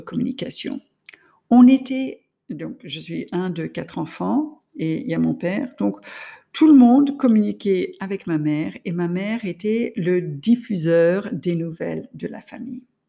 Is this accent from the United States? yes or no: yes; United States; now in France; je suis américaine, j'étais en France, ma famille était aux États-Unis